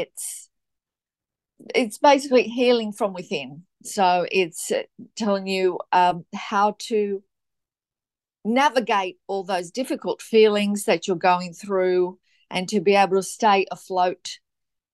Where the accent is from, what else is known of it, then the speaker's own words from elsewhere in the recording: Gold Coast, Queensland, Australia; also born or lived in Sydney, New South Wales; So I'm from the Gold Coast, Queensland, Australia. I was born in Sydney